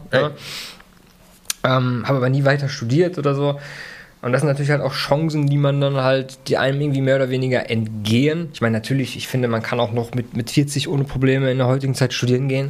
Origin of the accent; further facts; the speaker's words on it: Germany; als Deutscher